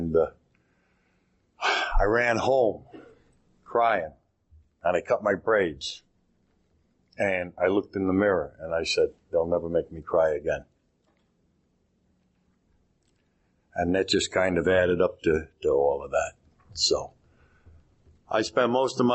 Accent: Cheyenne River Reservation, South Dakota, United States; I was raised on the Cheyenne River Reservation out in South Dakota

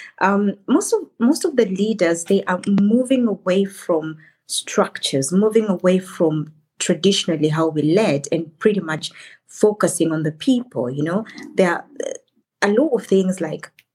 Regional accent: Kenya; moved away as an adult; now in Germany; I come originally from Kenya, and I've lived in Germany for over a decade.

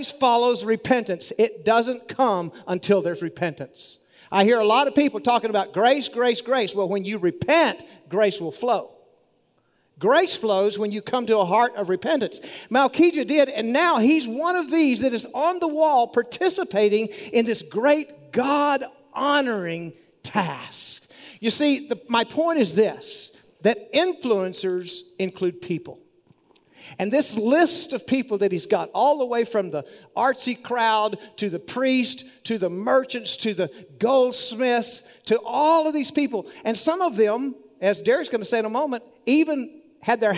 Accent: Monahans, Texas, United States; my hometown newspaper, Monahan's News

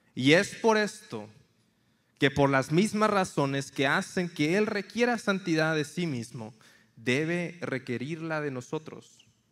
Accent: Tampico, Tamaulipas, Mexico; moved away as an adult; also born or lived in Monterrey, Nuevo León / San Antonio, Texas; now in United States; crecí en una ciudad en la costa este, Tampico, Tamaulipas

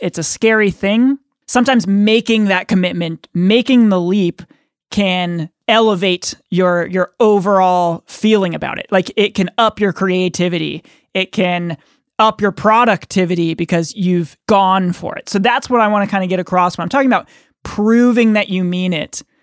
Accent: Hartford, Connecticut, United States; I'm from Hartford, Connecticut

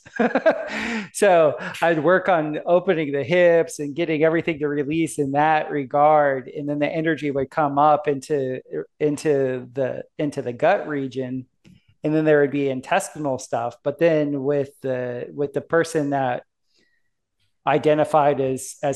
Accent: South Florida, United States; moved away as an adult; also born or lived in Denver, Colorado; I grew up in South Florida, which is like the gay capital of the United States, like Miami and Fort Lauderdale

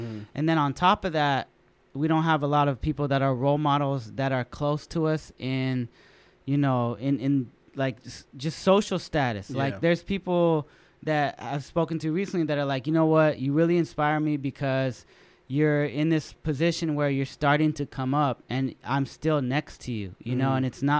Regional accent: San Jose, California, United States; San Jose High, ratchet.

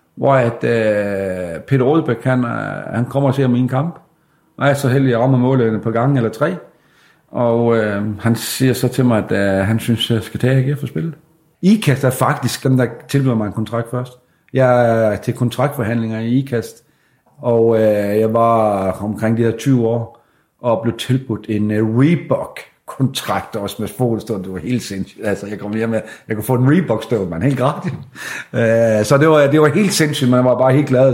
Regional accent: Sæby, North Denmark Region, Denmark; jeg er jo fra Sæbe

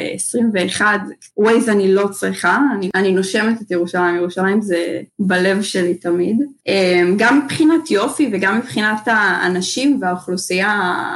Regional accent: Jerusalem, Jerusalem District, Israel; moved away as an adult; now in Toronto, Canada; אז כל חיי גדלתי בירושלים

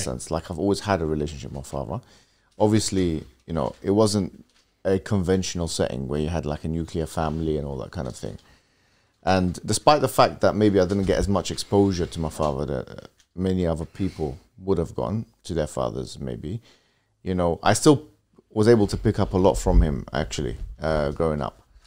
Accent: London, United Kingdom; we moved from West London to Central London to North West London to, you know, I think at one point even South London.

